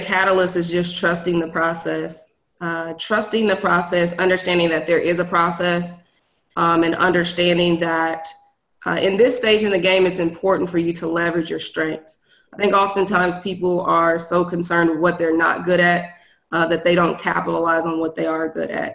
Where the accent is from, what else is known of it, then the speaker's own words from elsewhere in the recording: Des Moines, Iowa, United States; moved away as an adult; also born or lived in Virginia / Washington, D.C.; now in Houston, United States; I am originally from Des Moines, Iowa